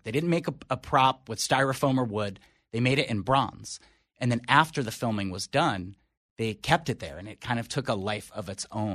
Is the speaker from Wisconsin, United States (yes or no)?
no; Philadelphia, Pennsylvania, United States; I grew up in Philly, you know, lifelong Eagles fan